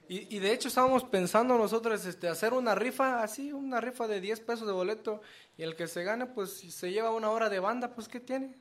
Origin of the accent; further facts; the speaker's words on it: San Miguel del Valle, Oaxaca, Mexico; nosotros somos de Oaxaca